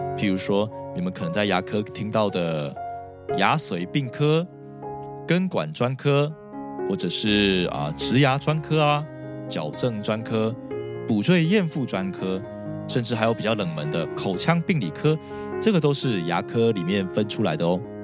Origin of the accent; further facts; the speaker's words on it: Taiwan; 其实我也是在台湾的传统教育长大的孩子